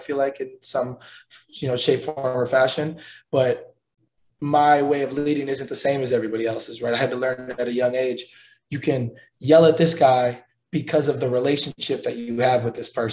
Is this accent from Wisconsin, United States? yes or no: yes; hometown of the Bucks, Wisconsin, United States; now in Indianapolis, United States; my hometown, the Bucks